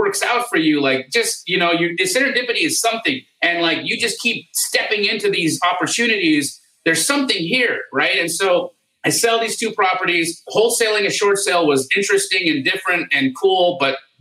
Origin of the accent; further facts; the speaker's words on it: Calgary, Alberta, Canada; moved away as an adult; also born or lived in Los Angeles, California, United States; now in United States; I was born in Los Angeles, but at the age of 8, my family moved us to Canada